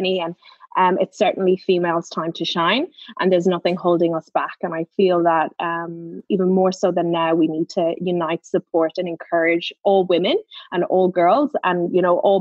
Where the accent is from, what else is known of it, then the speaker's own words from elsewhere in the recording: Ireland; I'm Irish